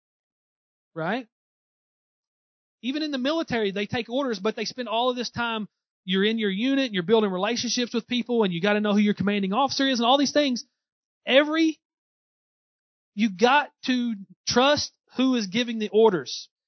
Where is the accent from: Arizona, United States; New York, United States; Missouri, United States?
Missouri, United States; Southeast; accent: Southeast Missouri; my Southeast Missouri accent